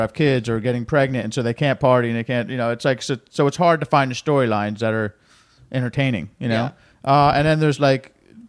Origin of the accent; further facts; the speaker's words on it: Jersey Shore, New Jersey, United States; I live there. That's from my hometown. You know, that's my town.